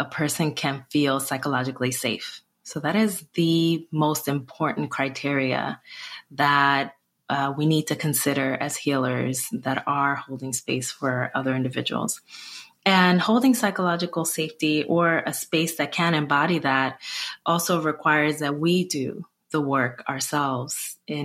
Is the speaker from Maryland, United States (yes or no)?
no; Newark, New Jersey, United States; I just volunteered a lot in my hometown of Newark, New Jersey